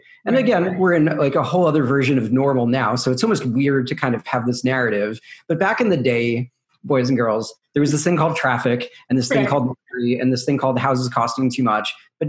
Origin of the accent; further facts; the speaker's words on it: New York, United States; also born or lived in Brooklyn; So born and raised in New York proper. So born in Brooklyn, but if you notice, I don't really sound like that. I sound more like a Midwestern weatherman. And that's because I grew up in the suburbs, a place called Rockland County.